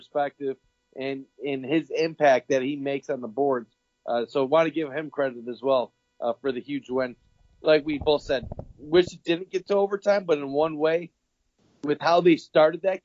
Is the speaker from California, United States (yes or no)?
no; Buffalo, New York, United States; also born or lived in Athens, Ohio; I went to Ohio University, but I grew up in Buffalo